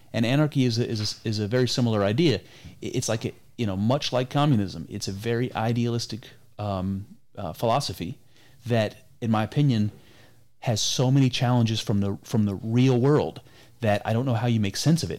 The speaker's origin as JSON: {"language": "English", "country": "United States", "said": "I'm an American. You know, I come from this culture and heritage of America"}